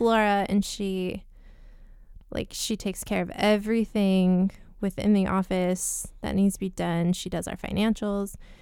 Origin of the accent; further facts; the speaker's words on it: Layton, Utah, United States; I grew up, I was born and raised in Layton